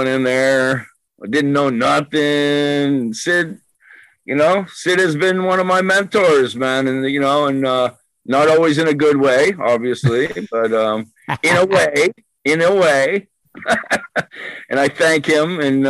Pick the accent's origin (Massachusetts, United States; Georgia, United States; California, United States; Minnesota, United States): Massachusetts, United States; Dighton; born there; now in West Warwick, United States; Dighton, Massachusetts. It's like, it's pretty much in the central between Boston, Providence, and Newport, which is our good beach to go to, you know?